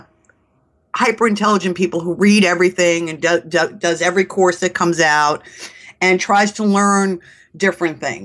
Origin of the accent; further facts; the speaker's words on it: New York, United States; accent: New York; I'm a New Yorker